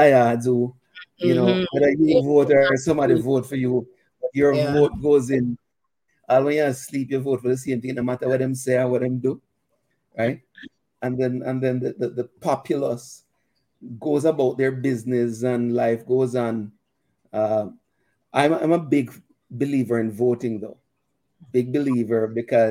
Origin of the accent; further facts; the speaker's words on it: Jamaica; now in Canada; I'm a Canadian citizen, but I'm a Jamaican. Jamaican born and bred